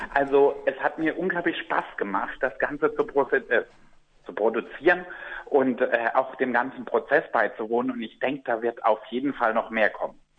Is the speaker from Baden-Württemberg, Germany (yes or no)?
yes; Black Forest, Baden-Württemberg, Germany; mit meiner Heimat, die ich sehr liebe, verbinde. Und der Schwarzwald